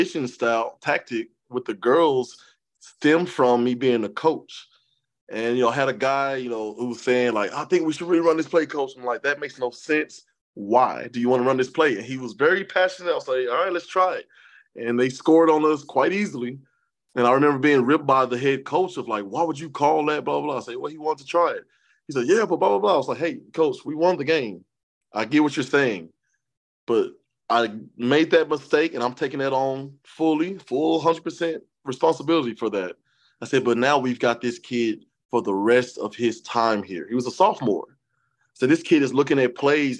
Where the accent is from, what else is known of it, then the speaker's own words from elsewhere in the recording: Columbia, Tennessee, United States; also born or lived in Dallas, Texas; I was born in Dallas, Texas. She was born in Atlanta, Georgia. But we spent most of our lives in a small town of Columbia, Tennessee